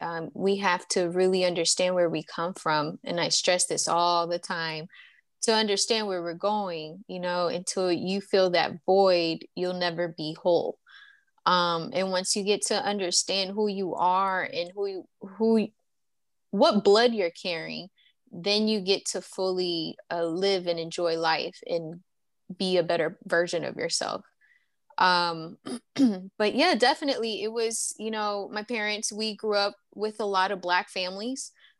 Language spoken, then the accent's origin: English; Texas, United States; born there; and I was born in Texas, proud to be a citizen